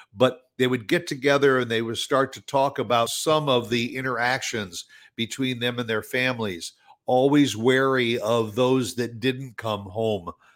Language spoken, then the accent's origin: English; Chicago, Illinois, United States; I am from the Chicago area